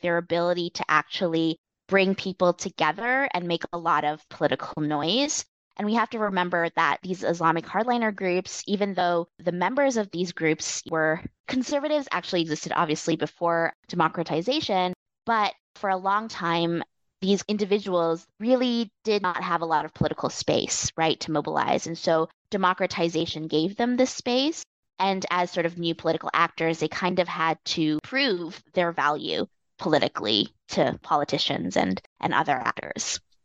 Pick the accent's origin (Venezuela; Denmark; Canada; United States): Canada; I am of Chinese Indonesian heritage, but I grew up in Canada